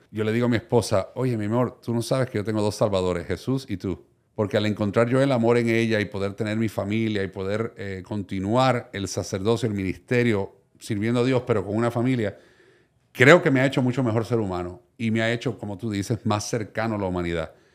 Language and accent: Spanish; Miami, Florida, United States; first language Spanish; also born or lived in Puerto Rico; Nací en Puerto Rico, criado en Miami.